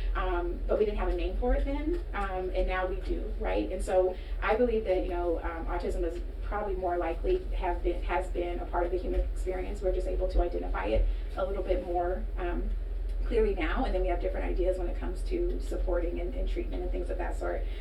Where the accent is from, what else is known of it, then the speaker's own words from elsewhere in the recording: Sacramento, California, United States; moved away as an adult; also born or lived in New Orleans, Louisiana / Boston, Massachusetts; I'm from Oak Park